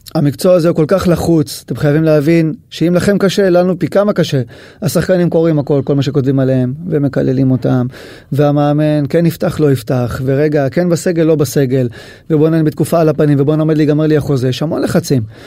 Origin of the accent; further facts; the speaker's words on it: Israel; אני ישראלי